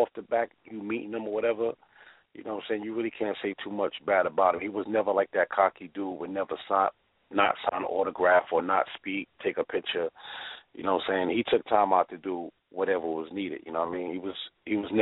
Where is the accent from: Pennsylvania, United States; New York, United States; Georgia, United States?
New York, United States; New York City; I'm like maybe a few blocks away, like from Springfield